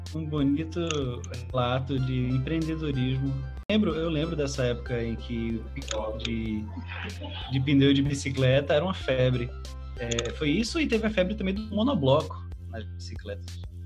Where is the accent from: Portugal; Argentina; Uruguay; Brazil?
Brazil; Petrolina, Pernambuco; Eu sou de Petrolina, né? as beiras do Rio São Francisco